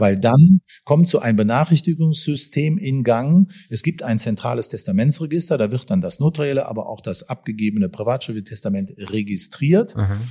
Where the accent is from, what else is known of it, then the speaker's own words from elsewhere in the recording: Bonn, North Rhine-Westphalia, Germany; ich als Bonner